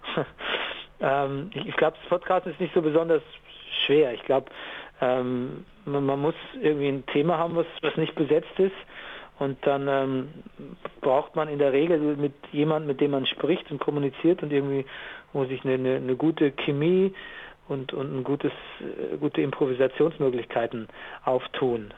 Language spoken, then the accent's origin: German; Gäuboden area, Lower Bavaria, Germany; ich komme ja aus Niederbayern, so Gäubodenbereich